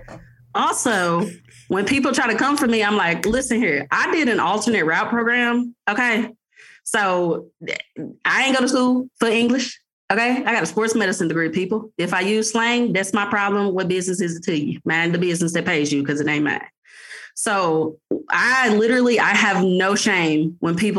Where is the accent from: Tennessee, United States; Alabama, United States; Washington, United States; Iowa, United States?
Tennessee, United States; Jackson; now in Mississippi, United States; I'm from Jackson, Tennessee, but I live in Mississippi